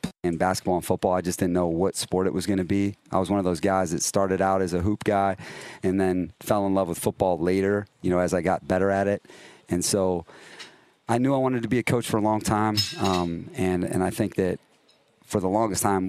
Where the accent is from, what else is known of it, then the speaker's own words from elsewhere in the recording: Cleveland, Ohio, United States; moved away as an adult; now in Los Angeles, United States; I'm from Cleveland, Ohio